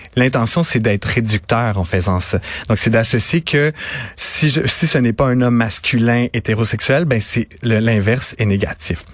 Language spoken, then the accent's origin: French; Napierville, Quebec, Canada; je viens de Montérégie, je viens de Napierville, pas très loin de Montréal